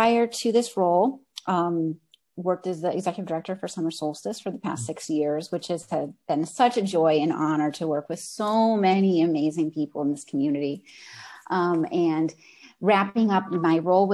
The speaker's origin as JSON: {"language": "English", "area": "near Buffalo", "region": "New York", "country": "United States", "tie": "born or raised there", "also_born_or_lived": "North Carolina / Ventura, California", "moved": "yes", "lives_now": "Santa Barbara, United States", "said": "I grew up near Buffalo, New York"}